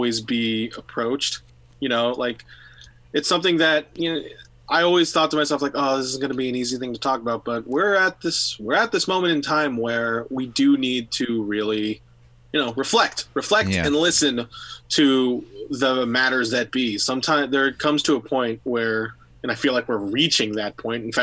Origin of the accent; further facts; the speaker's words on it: San Francisco, California, United States; being born and raised in San Francisco